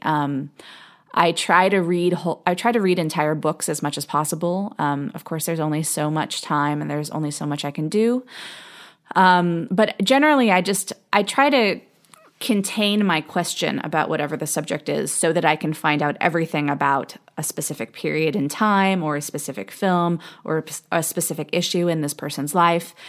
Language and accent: English; Los Angeles, California, United States; I was born and raised in Los Angeles